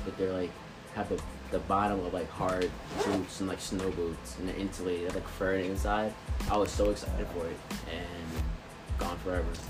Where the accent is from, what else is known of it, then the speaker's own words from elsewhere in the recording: Long Island, New York, United States; accent: Long Island; moved away; i'm from long island